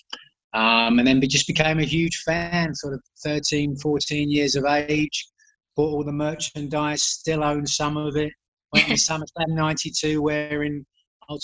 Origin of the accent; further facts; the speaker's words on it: England, United Kingdom; I grew up in England